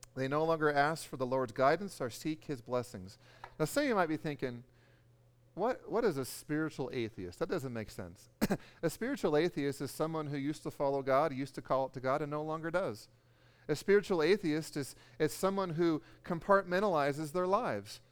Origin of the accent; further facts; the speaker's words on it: California, United States; I'm from California